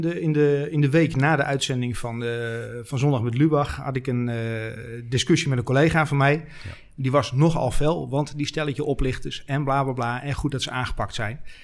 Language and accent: Dutch; Netherlands; wij als Hollanders